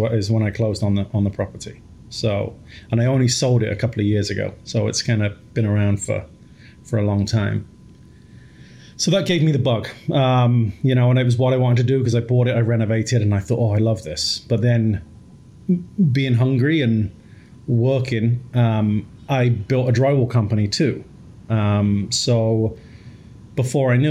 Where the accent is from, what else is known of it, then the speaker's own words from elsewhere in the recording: England, United Kingdom; moved away; I grew up in England, single mom, three boys